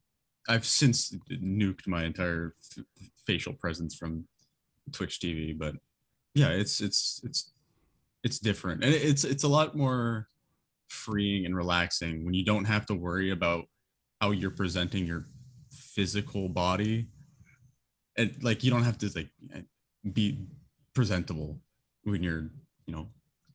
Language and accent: English; Houston, Texas, United States; I think I'm from Houston, so I think if I'm remembering correctly, there's a Dragon Ball Z themed bar down here somewhere.